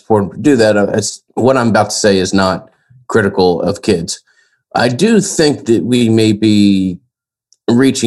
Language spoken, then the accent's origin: English; Atlanta, Georgia, United States; born and raised in Atlanta